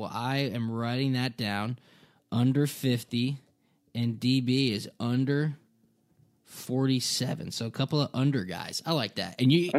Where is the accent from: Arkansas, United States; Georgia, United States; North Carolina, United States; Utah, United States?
Georgia, United States; Atlanta; I'm from Atlanta.